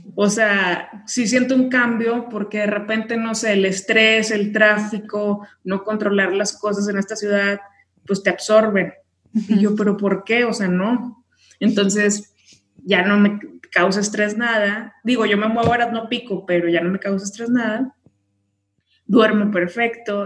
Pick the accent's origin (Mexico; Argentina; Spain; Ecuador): Mexico; Tamaulipas; moved away as an adult; now in Mexico City, Mexico; vivo en Ciudad de México, pero soy de Tamaulipas